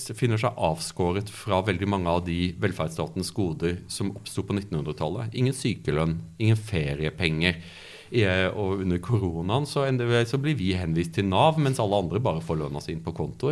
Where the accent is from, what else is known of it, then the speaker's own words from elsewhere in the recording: Byremo, Agder, Norway; also born or lived in Kristiansand / Cambridge, United Kingdom; now in Oslo, Norway; jeg, vokste opp i, i Audnedal, på Byremo